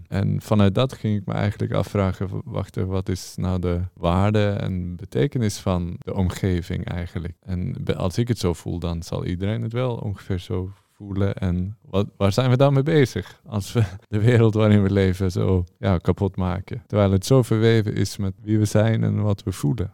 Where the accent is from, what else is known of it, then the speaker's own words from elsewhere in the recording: Norway; moved away as an adult; now in Amsterdam, Netherlands; ik uit Noorwegen kom